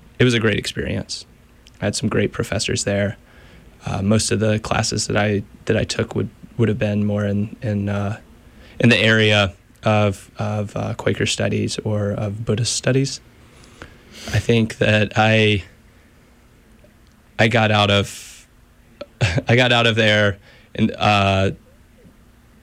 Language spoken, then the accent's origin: English; Stuart, Virginia, United States; moved away as an adult; also born or lived in North Carolina; I'm from Southwestern Virginia, a very small town called Stuart